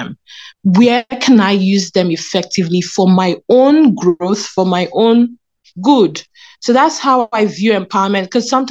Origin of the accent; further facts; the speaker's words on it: Lagos, Nigeria; now in Canada; I was born in Lagos, Nigeria